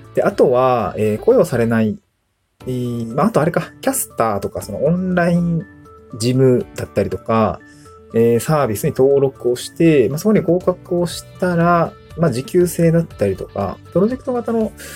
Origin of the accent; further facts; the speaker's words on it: Niigata, Japan; moved away as an adult; also born or lived in Aomori / Tokyo; now in Awaji Island, Japan; もともとの生まれは新潟